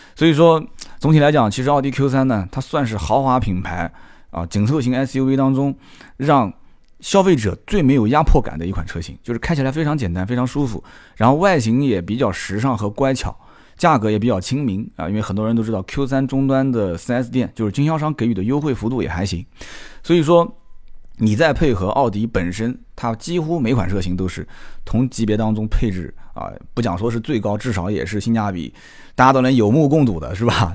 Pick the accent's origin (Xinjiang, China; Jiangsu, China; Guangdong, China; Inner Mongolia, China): Jiangsu, China; Nanjing; 我南京人说的不太清楚